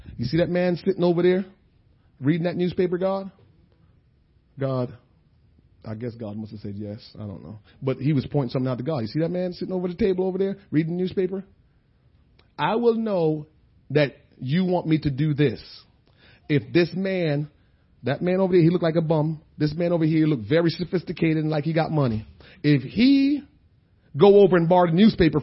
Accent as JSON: {"language": "English", "region": "New Jersey", "country": "United States", "said": "We said, New Jersey"}